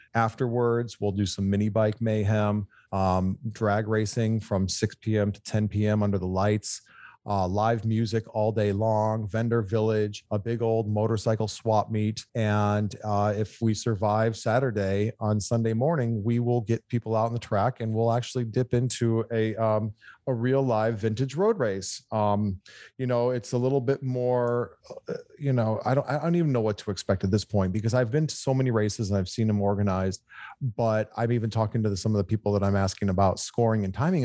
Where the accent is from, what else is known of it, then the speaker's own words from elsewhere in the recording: Michigan, United States; moved away as an adult; now in California, United States; I'm a Michigan boy, but I've been in California for 25 years.